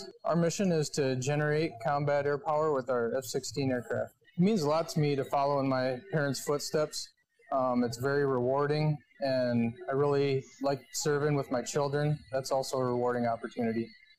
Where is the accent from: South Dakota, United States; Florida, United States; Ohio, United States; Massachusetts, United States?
South Dakota, United States; Colton; I grew up in Colton, South Dakota